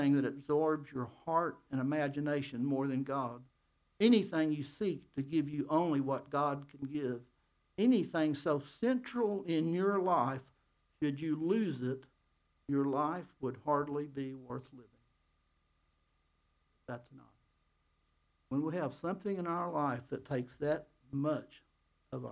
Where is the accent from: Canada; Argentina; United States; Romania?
United States; I'm American